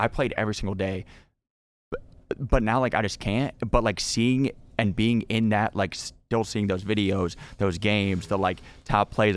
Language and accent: English; North Carolina, United States; also born or lived in Cleveland, Ohio; moved from Ohio in second grade to North Carolina, um, and then stayed there since then